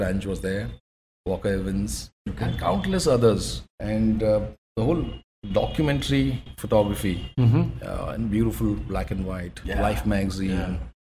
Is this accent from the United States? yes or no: no; Dehradun, Uttarakhand, India; My family is from Dehradun.